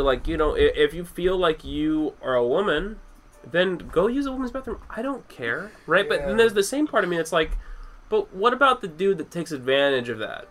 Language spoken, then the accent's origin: English; United States; as a person who's traveled and has has like has met problems with being an American